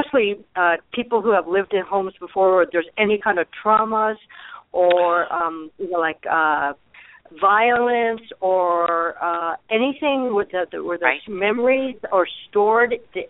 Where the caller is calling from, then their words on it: Arizona, United States; I'm calling from Arizona.